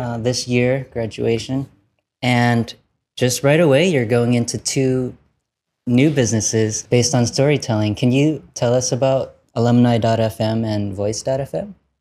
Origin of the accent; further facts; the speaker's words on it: Vietnam; I'm from Vietnam and not China